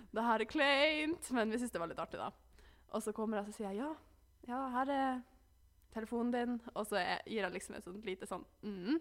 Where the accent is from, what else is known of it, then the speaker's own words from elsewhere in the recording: Alta, Finnmark, Norway; moved away; hjemme i Alta så brukte jeg jo å kjøre bil til treningssenteret